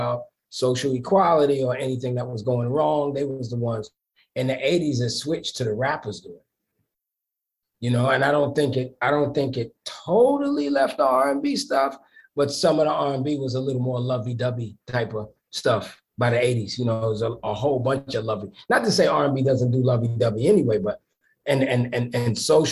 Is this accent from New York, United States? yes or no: yes; New York City, New York, United States; I'm from the East New York section of Brooklyn.